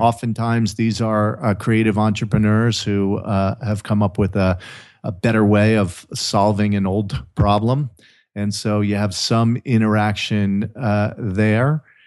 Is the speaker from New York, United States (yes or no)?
no; New Jersey, United States; moved away as an adult; also born or lived in Maryland; now in California, United States; growing up, uh, you know, in the mean streets of Jersey